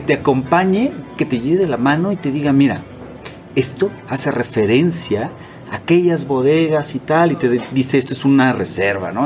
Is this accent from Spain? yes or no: no; Mexico; no tenía esta cultura, eh, como mexicano